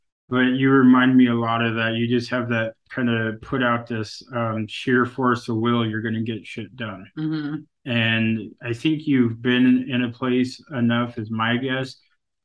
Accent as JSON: {"language": "English", "area": "Kasaan", "region": "Alaska", "country": "United States", "said": "I'm from Kissan, you know, a community of 80 people."}